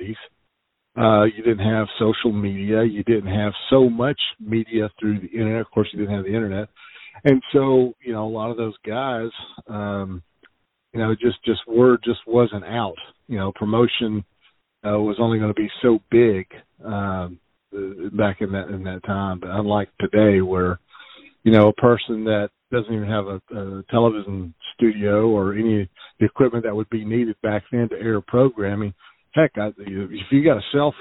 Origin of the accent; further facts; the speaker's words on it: Nashville, Tennessee, United States; I grew up in Nashville, Tennessee.